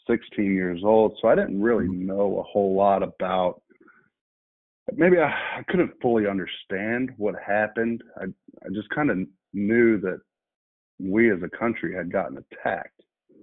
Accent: Alabama, United States; also born or lived in California / New Jersey / North Carolina; I was born in Alabama, moved to California, moved to Jersey, moved to North Carolina, and then back to Alabama all by the age of 15.

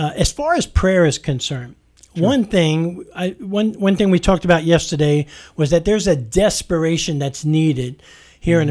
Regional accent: New York, United States; I'm a New Yorker, so I can get real direct

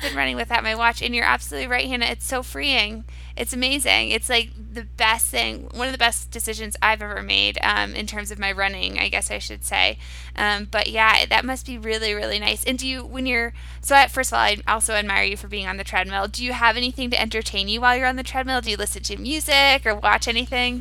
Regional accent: Cape Cod, Massachusetts, United States; I'm from Cape Cod, and over the summers I would do a bit of rowing

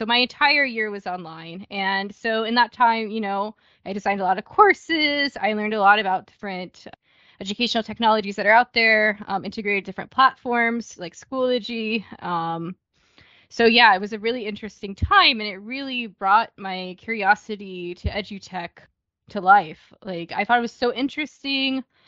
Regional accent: United States; moved away as an adult; also born or lived in Ohio; now in Germany; I'm originally from the United States

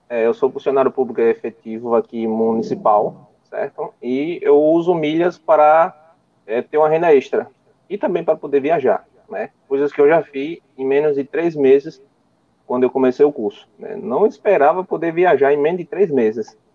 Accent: Timbaúba, Pernambuco, Brazil; É, eu sou do Nordeste, eu sou aqui de Timbaúba, Pernambuco, fica aproximadamente a 100 quilômetros do Recife e 90 quilômetros de João Pessoa, né?

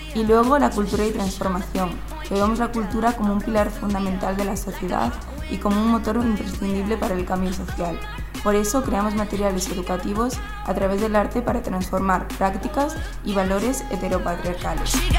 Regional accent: Galicia, Spain; tengo 20 años y soy de Galicia

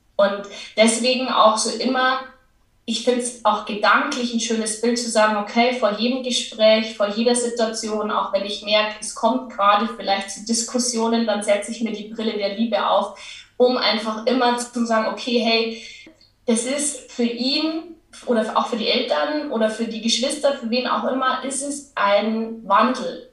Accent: Lower Bavaria, Germany; accent: Bavarian; man hört es ja auch an meinem Dialekt. Ich, ich komme aus Niederbayern

